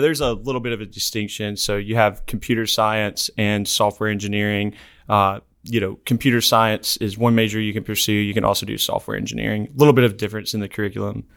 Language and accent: English; Decatur, Alabama, United States; Decatur, Alabama, right outside of Huntsville.